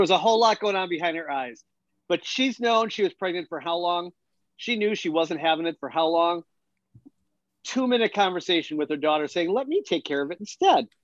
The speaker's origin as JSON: {"language": "English", "town": "Milwaukee", "region": "Wisconsin", "country": "United States", "said": "from Milwaukee"}